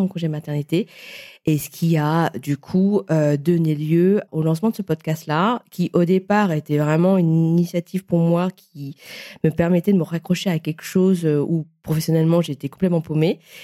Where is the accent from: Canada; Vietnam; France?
Vietnam; je suis vietnamienne